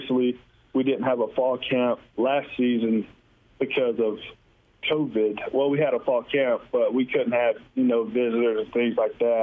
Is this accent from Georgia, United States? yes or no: yes; Georgia, United States; moved away as an adult; now in Missouri, United States; from being from Georgia